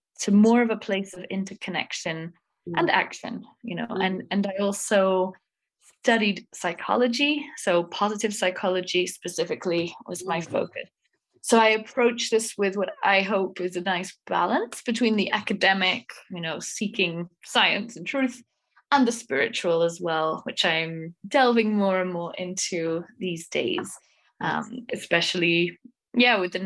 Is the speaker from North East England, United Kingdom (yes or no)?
no; Wales, United Kingdom; now in Prague, Czech Republic; I am from Wales, although I live in Prague in the Czech Republic at the moment